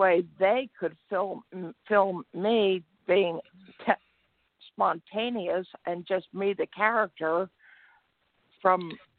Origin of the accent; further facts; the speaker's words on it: Pennsylvania, United States; now in Texas, United States; I'm retired and from Pennsylvania, and I went south to ended up right now in Texas.